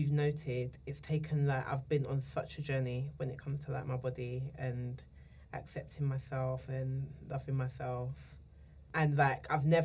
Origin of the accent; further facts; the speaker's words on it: London, United Kingdom; I'm from Islington